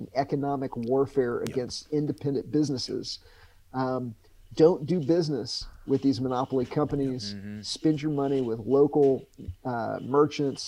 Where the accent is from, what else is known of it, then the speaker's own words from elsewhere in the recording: United States; I'm not an American. I'm just a human being that was born in this country